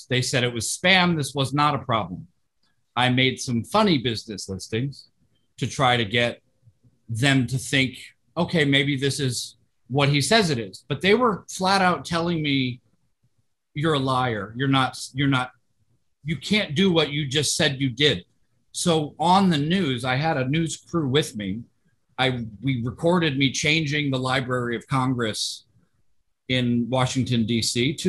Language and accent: English; Tokyo, Japan; I grew up in Tokyo, and you have to have your alien registration card on you at all times.